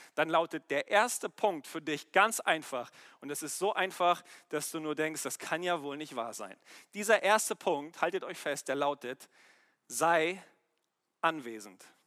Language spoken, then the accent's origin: German; Germany; wir als Deutsche